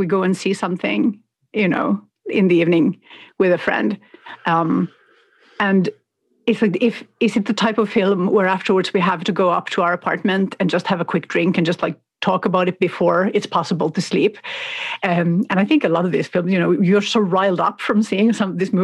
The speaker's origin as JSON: {"language": "English", "country": "Finland", "tie": "born or raised there", "moved": "yes", "lives_now": "Sweden", "said": "I live in Sweden, I grew up in Finland"}